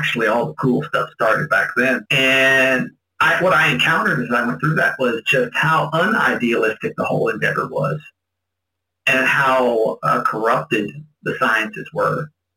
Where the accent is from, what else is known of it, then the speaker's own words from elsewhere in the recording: Indiana area, Kentucky, United States; moved away as an adult; now in Philippines; I grew up in Kentucky, Indiana area